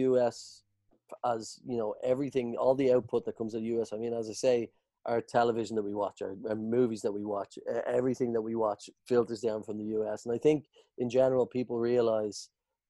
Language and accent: English; Ireland; as an Irish people